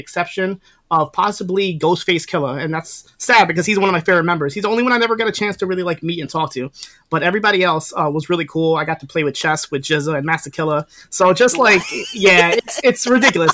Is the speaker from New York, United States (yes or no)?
yes; New York, United States; I'm here from New York. I'm in Westchester, which is like 10 minutes away from like New York City